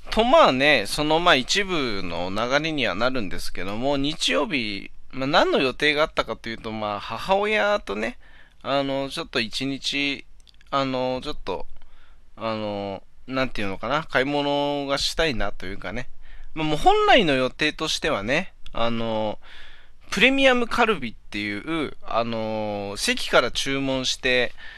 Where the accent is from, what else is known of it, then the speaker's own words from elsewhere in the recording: Hachinohe, Aomori, Japan; moved away as an adult; now in Kanto, Japan; 俺地元の、地元、 八戸にいた頃はね、みんなジャスコ、ジャスコって言ってたんだけどね。